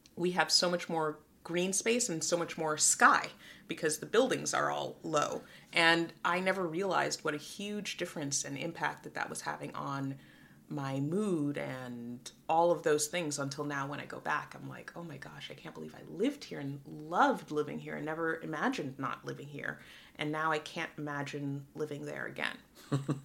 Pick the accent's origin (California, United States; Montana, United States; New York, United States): New York, United States; New York City; moved away as an adult; also born or lived in Guyana; Moved to the Bronx when I was uh, just before my sixth birthday, and there I grew up until I was 18